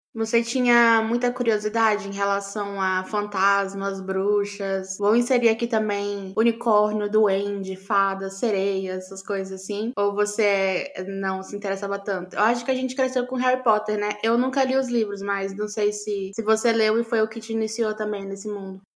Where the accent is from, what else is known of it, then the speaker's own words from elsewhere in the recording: Amazon, Brazil; cresci na Amazônia